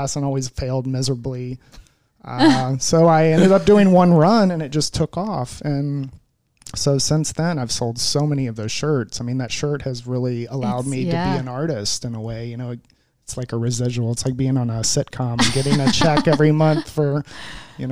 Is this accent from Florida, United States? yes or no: yes; Bradenton, Florida, United States; moved away as an adult; also born or lived in Boston, Massachusetts; now in St. Petersburg, United States; I grew up down in Bradenton, Anna Marie Island area.